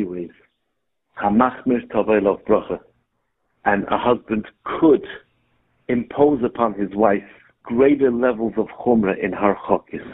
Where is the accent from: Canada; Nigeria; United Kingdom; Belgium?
United Kingdom; Gateshead, North East England; I was born in Gated. Yeah. And I grew up 5 houses down from